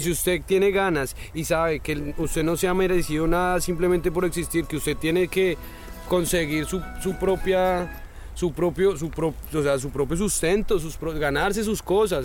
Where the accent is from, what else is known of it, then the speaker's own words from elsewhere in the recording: Colombia; me crié en Colombia, yo crecí